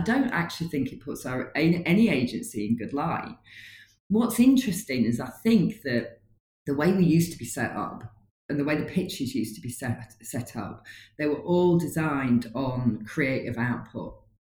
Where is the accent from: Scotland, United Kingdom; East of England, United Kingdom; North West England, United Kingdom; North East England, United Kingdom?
North East England, United Kingdom; Newcastle upon Tyne; now in Leeds, United Kingdom; I'm a Geordie, but I live in Leeds